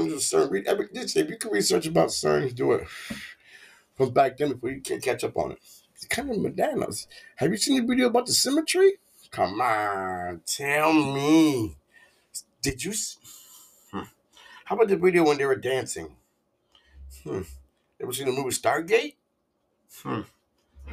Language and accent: English; Florida, United States; I'm from Florida